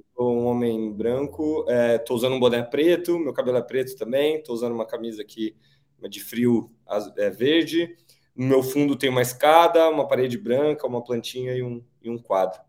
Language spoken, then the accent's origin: Portuguese; Rio de Janeiro, Brazil; now in São Paulo, Brazil; eu nasci no Rio de Janeiro, apesar de morar aqui em São Paulo já há alguns anos